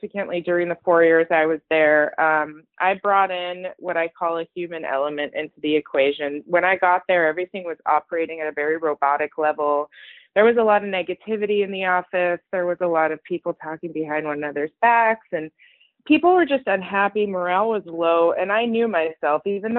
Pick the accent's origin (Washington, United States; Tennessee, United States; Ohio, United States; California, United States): California, United States; Los Angeles; also born or lived in Iran / East Coast, United States; we moved here, and I've been in LA since I was 6 years old